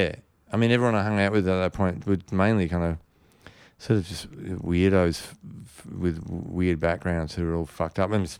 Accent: Sydney, New South Wales, Australia; because I grew up up in the Northern Beaches where there's a lot of surfing and surfers

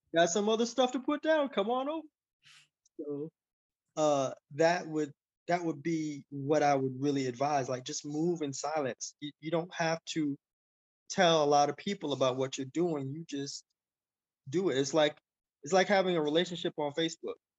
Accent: Miami, Florida, United States; I was poor kid from Miami

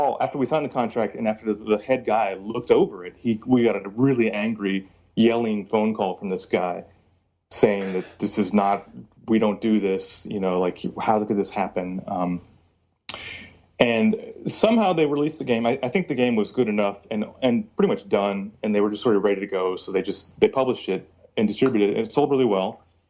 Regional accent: Virginia, United States; also born or lived in California; Because I was born in California, but I moved to Virginia, and so all my friends are rednecks.

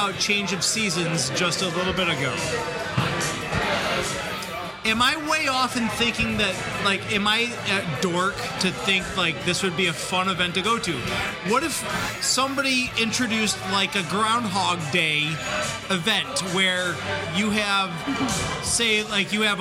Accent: Watertown, New York, United States; I grew up in Watertown

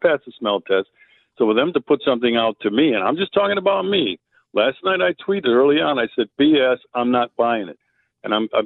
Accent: Wisconsin, United States; I'm from Wisconsin

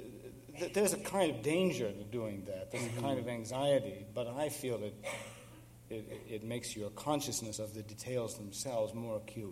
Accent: United States; growing up in this country

